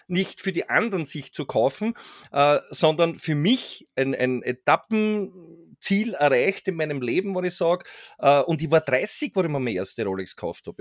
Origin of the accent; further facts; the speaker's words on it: Austria; bei uns in Österreich